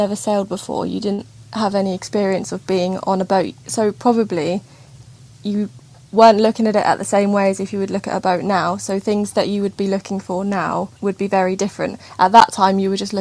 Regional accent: Southampton, South East England, United Kingdom; I grew up in Southampton, lived and worked in Southampton all of my life.

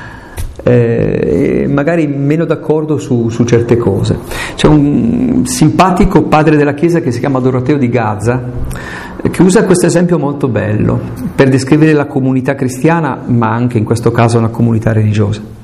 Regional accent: Aosta Valley, Italy; E io sono valdostano, sono montanaro

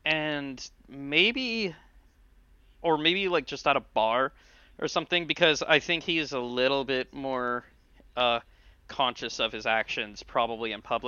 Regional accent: England, United Kingdom; damn, I'm English. This sucks.

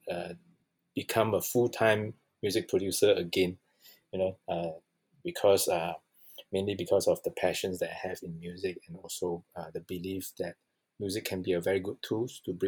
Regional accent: Malaysia; I grew up in Malaysia.

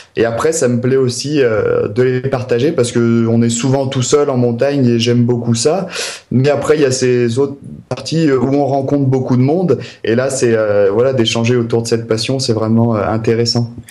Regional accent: Maurienne valley, Alps, Auvergne-Rhône-Alpes, France; je suis originaire des Alpes. De, la vallée de la Maurienne, la plus longue vallée des Alpes. Donc j'ai vraiment grandi au cœur des montagnes

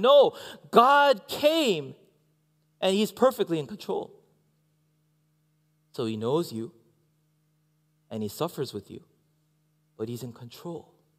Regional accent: Canada; I am a Canadian. I'm also Korean. And inside, I'm American. I don't know, actually. I forgot where home is, actually.

